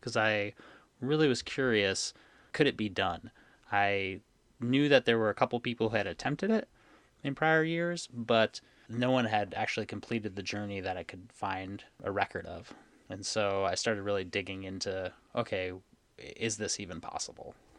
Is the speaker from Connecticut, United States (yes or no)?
yes; Connecticut, United States; moved away as an adult; also born or lived in upstate New York; I grew up in Connecticut on Long Island Sound